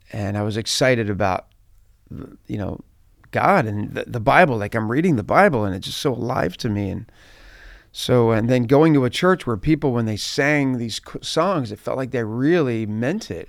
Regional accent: just outside Philadelphia, New Jersey, United States; I grew up just outside of Philadelphia. So, uh, South Jersey, we would call that, like, uh, New Jersey

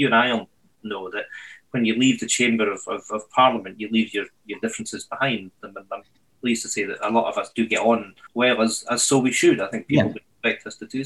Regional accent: Edinburgh, Scotland, United Kingdom; moved away as an adult; now in Scottish islands, United Kingdom; I grew up in Edinburgh

